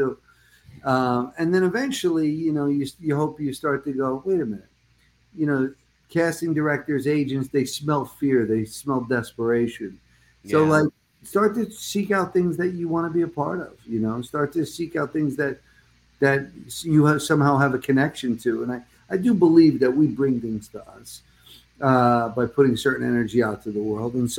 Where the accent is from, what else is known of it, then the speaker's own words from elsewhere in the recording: New Jersey, United States; moved away; also born or lived in Brooklyn, New York; I was born in Brooklyn, raised mostly in Jersey.